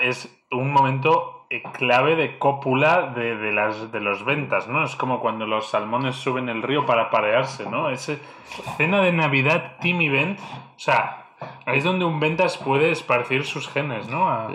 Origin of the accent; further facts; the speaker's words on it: Spain; En España somos más de, de Reyes Magos